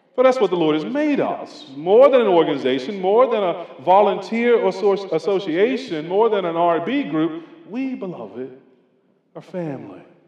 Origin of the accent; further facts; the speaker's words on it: North Carolina, United States; I'm from North Carolina